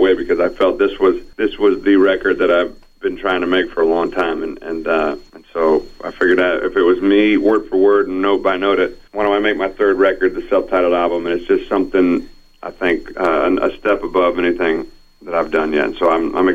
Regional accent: Paris, Illinois, United States; born or raised there; moved away

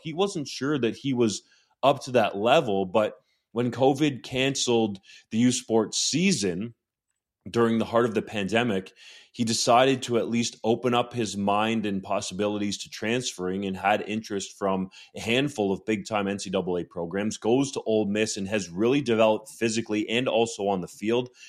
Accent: Guelph, Ontario, Canada; I'm from Guelph and went to the University of Guelph

